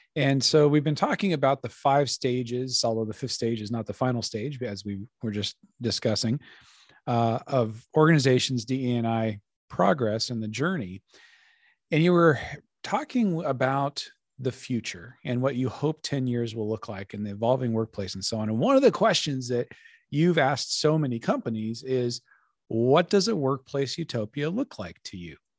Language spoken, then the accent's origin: English; Colorado, United States; now in Laurel, Maryland, United States; I'm from Colorado originally